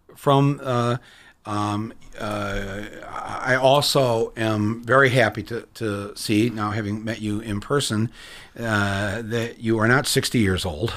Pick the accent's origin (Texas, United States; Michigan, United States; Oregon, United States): Michigan, United States; I'm from Michigan